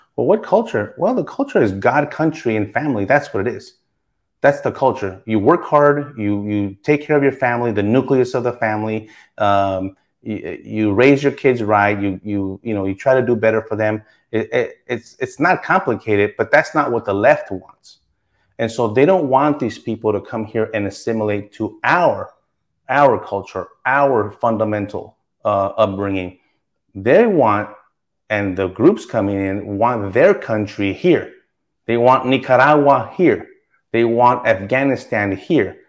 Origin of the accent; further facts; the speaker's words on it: Texas, United States; I was born in Texas